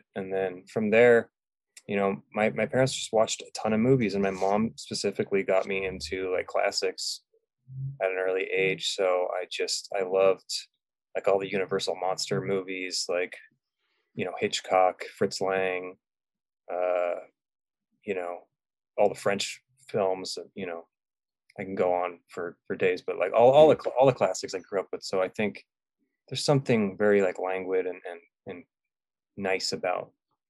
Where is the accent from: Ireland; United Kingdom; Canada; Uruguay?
United Kingdom; England; also born or lived in California; Well, I grew up in England. Parents are English, and we kind of went back and forth a lot, and then we settled in California, Northern California.